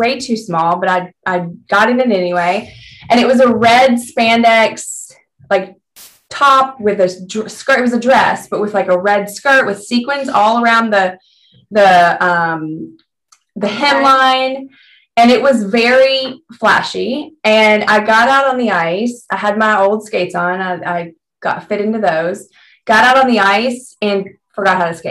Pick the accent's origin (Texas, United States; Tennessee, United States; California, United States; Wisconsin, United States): Tennessee, United States; Memphis; moved away; growing up in Tennessee, there was like one skating rink in Memphis where I grew up.